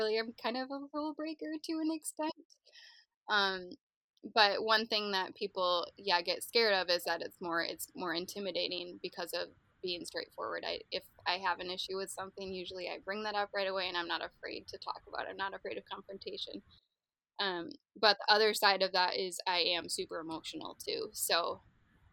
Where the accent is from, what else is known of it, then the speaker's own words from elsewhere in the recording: Grand Rapids, Michigan, United States; I'm from Grand Rapids